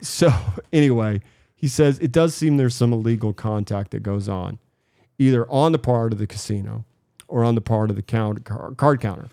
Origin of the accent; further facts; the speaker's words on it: Boise, Idaho, United States; I grew up in Boise